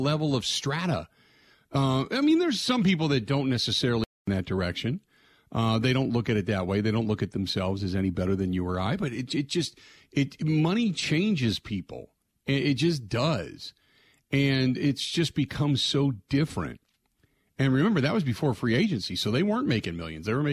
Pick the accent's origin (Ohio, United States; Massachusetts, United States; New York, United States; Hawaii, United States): Ohio, United States; Cincinnati; growing up in Cincinnati